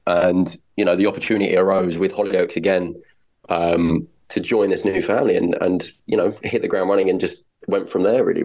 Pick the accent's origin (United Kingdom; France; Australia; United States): United Kingdom; North Weald, East of England; also born or lived in Barnet, London; Essex and grew up and spent the rest of my kind of childhood in a little village in Essex called North Weald.